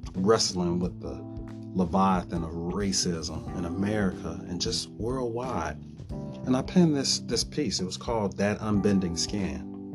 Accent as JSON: {"language": "English", "town": "Chicago", "region": "Illinois", "country": "United States", "tie": "born or raised there", "said": "I am a native son of Chicago"}